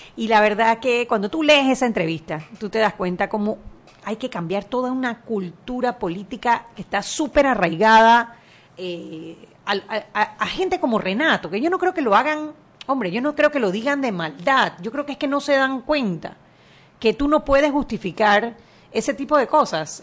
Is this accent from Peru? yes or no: no; Panama; Nosotros los panameños